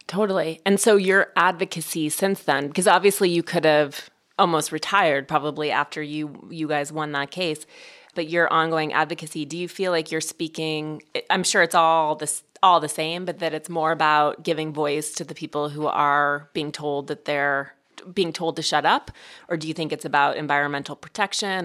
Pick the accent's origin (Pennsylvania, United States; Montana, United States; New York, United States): Montana, United States; Butte; I grew up in Montana and Butte